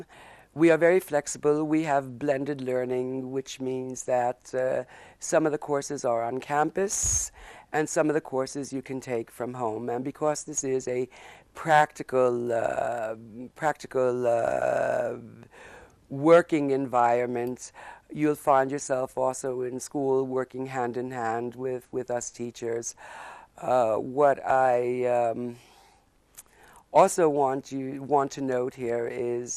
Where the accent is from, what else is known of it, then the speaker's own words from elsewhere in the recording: United States; moved away as an adult; also born or lived in Stockholm, Sweden; now in Borlänge, Sweden; I'm an American living in Sweden for the past 35 years